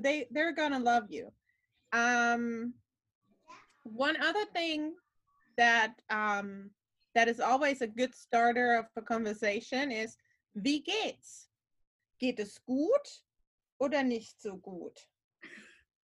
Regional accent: Germany; Stuttgart is about 2 hours away from my hometown. I live about 45 minutes northeast of Frankfurt

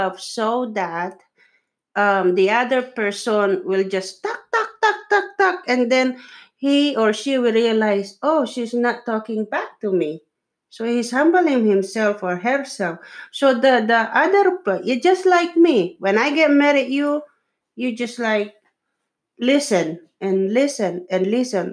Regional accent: Philippines; English is a second language; I'm a Filipino

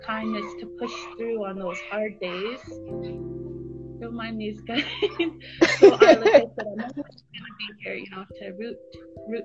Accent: Kainai, Southern Alberta, Canada; also born or lived in Calgary, Alberta; We are from Gena, the Blood First Nations in Southern Alberta, part of the Blackfoot Confederacy

